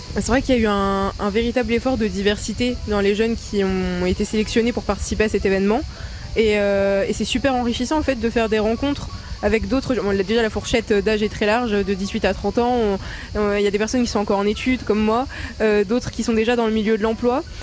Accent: Ardennes, Grand Est, France; je viens des Ardennes, dans un quartier un peu défavorisé

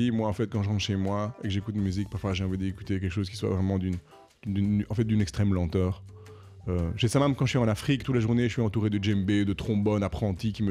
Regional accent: Paris, Île-de-France, France; franchement, en tant qu'Européen, euh, probablement en tant que Parisien, il y a quand même des sérieuses, mesdames et messieurs, sérieuses questions à se poser.

